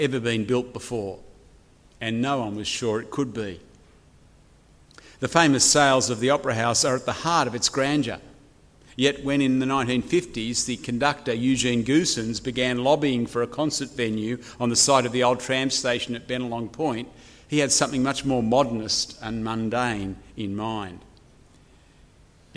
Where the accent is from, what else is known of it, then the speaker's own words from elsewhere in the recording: Chatswood, New South Wales, Australia; moved away as an adult; now in Wagga Wagga, Australia; I've been living in the great city of Wagga Wagga for now 20 years, but I grew up here in Chatswood.